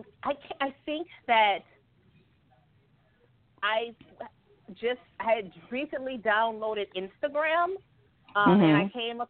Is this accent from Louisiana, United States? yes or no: yes; New Orleans, Louisiana, United States; moved away as an adult; being out of Louisiana